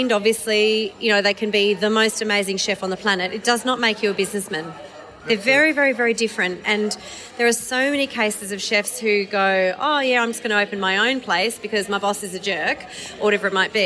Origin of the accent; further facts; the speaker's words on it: Hong Kong; now in Melbourne, Australia; I grew up in Hong Kong, so I feel half Chinese